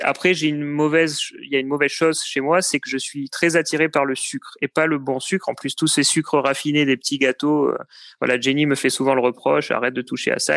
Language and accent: French; Cannes, Provence-Alpes-Côte d'Azur, France; moved away as an adult; also born or lived in Lyon / Paris; now in Blois, France; je suis né à Cannes, j'ai vécu sur la côte d'Azur pendant pas mal de temps